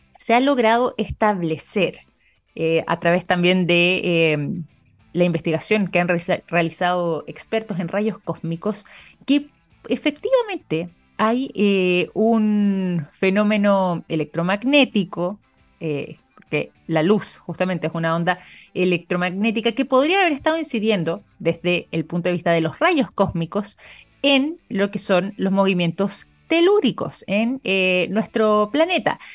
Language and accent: Spanish; Chile; nosotros también como chilenos